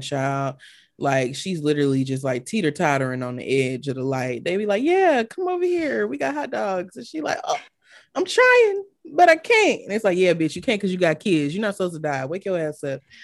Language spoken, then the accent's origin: English; Atlanta, Georgia, United States; I'm from Atlanta